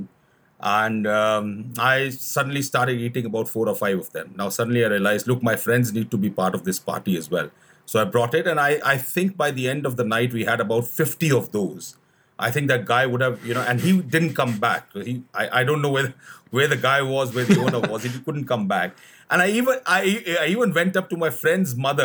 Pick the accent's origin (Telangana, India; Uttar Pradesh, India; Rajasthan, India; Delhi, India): Delhi, India; I was born and brought up in Delhi, the capital of India